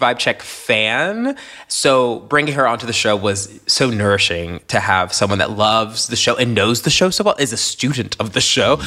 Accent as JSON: {"language": "English", "region": "Tennessee", "country": "United States", "tie": "born or raised there", "said": "a black queer kid from Tennessee"}